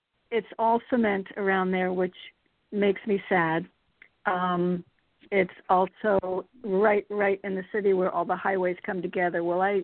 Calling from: Connecticut, United States; Hi, it's … in Connecticut.

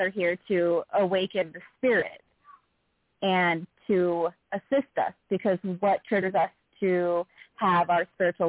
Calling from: Utah, United States; …, calling from Utah.

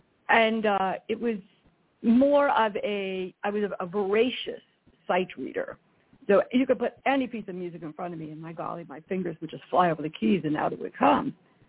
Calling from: California, United States; Well, I am in sunny, very hot Northern California.

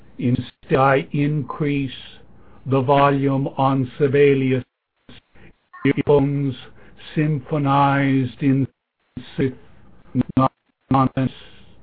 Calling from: Sonoma, California, United States; I'm calling from the Great Sonoma up in Northern California.

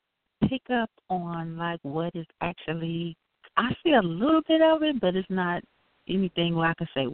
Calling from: Chicago, Illinois, United States

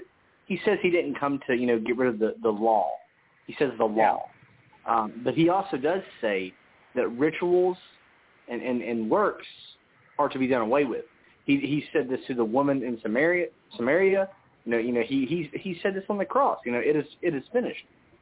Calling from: West Virginia, United States; I'm calling from West Virginia.

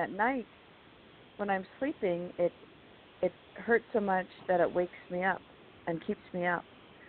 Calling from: California, United States; from California.

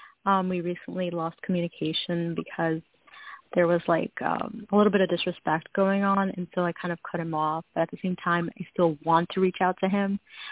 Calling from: New York, United States; I'm calling from New York

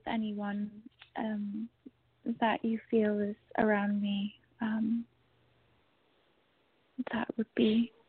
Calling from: New York City, New York, United States; I'm calling from Brooklyn, New York.

